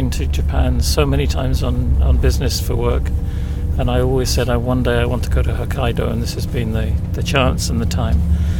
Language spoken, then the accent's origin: English; London, United Kingdom; I'm from London in England.